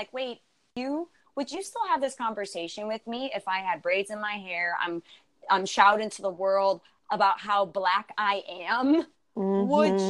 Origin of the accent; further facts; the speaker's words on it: Buffalo, New York, United States; I'm originally from Buffalo, New York.